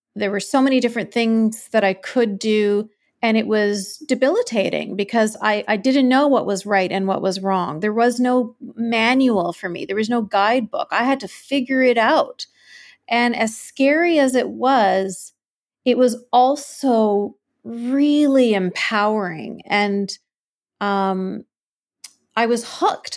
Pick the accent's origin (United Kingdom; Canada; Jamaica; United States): Canada; I was born and raised in Canada.